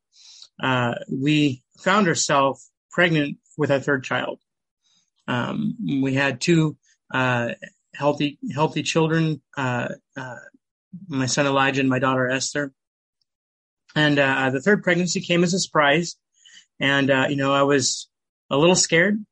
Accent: Nampa, Idaho, United States; I'm from Nampa, Idaho. Grew up in Idaho. I was actually born and raised in Idaho.

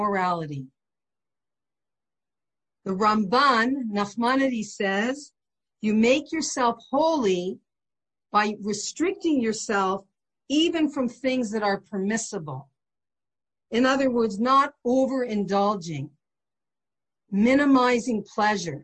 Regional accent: St. Catharines, Ontario, Canada; I remember my best friend was Baptist next door growing up in St. Catharines

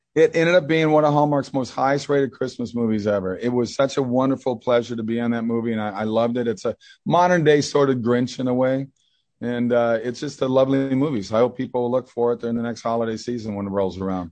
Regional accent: Minnesota, United States; I grew up in that in Minnesota

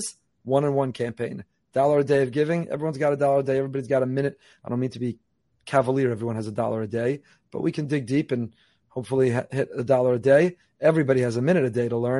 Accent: Northeast, United States; now in Boca Raton, United States; I was growing up in the Northeast

